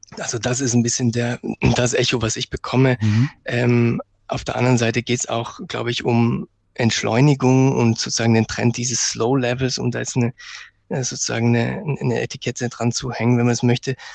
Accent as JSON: {"language": "German", "town": "Bregenz", "region": "Vorarlberg", "country": "Austria", "said": "Ich komme aus Bregenz, eine Stadt, wo wirklich, die wirklich direkt am, am Berg Ach, auch liegt"}